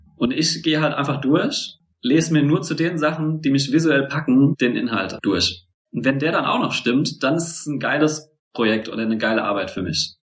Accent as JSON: {"language": "German", "town": "Mainz", "region": "Rhineland-Palatinate", "country": "Germany", "also_born_or_lived": "Bielefeld", "moved": "as an adult", "said": "Ich bin eigentlich Mainzer"}